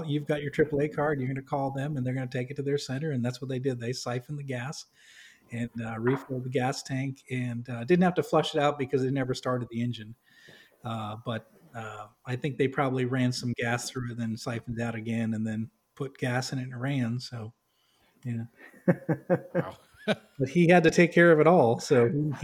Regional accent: New England, United States; I grew up in New England

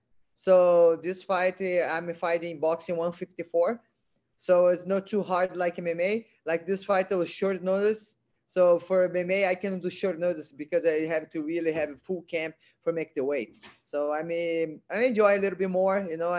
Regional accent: Brazil; English is a second language; now in California, United States; Brazil. No, you know, I love living in America because I've been learning a lot, you know, wrestling, jiu-jitsu.

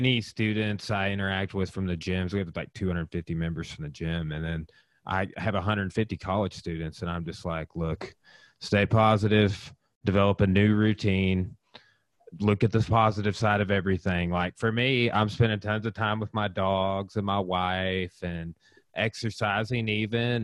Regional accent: Clarksville, Arkansas, United States; I'm actually from Johnson County also, grew up in Clarksville

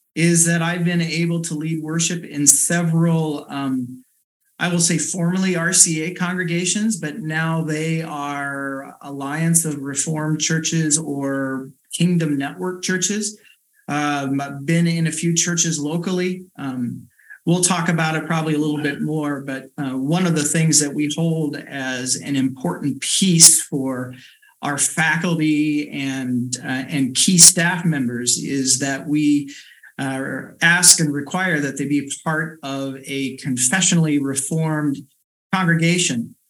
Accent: Sully, Iowa, United States; also born or lived in Pella, Iowa; born and raised in South Central Iowa, um, grew up in Sully CRC, and then right before um, uh, my last year of high school, moved to Pella with my family.

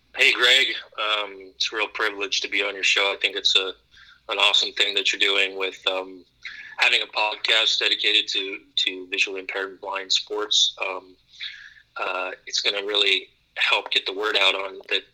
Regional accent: Youngstown, Ohio, United States; I grew up in the Midwest in Ohio, Youngstown, Warren area

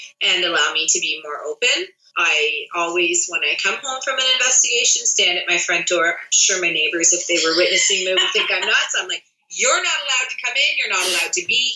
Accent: Unionville, Ontario, Canada; I grew up in Unionville

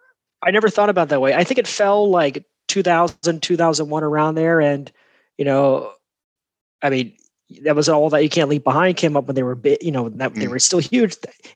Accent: United States; my role as an American and my identity as American

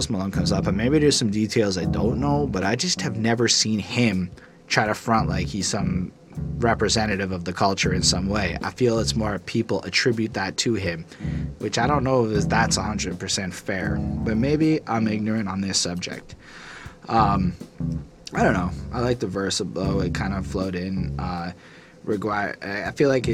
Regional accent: Canada; I'm not an American. I'm a Canadian

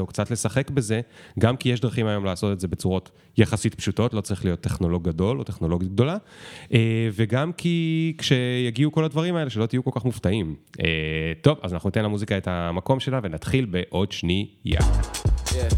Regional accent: Israel; כי אני ישראלי

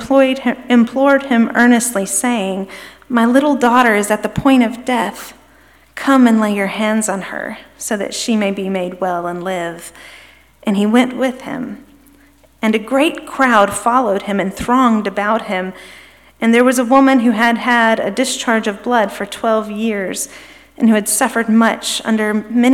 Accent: Birmingham, Alabama, United States; moved away as an adult; also born or lived in Kentucky / New York State; now in Memphis, United States; We moved here from Birmingham, which is where my husband and I are both from originally

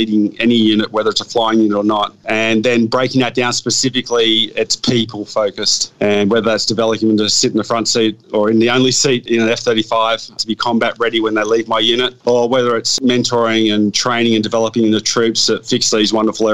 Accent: Sydney, New South Wales, Australia; moved away as an adult; now in Queensland, Australia; I grew up in a pretty challenging area in the western suburbs there.

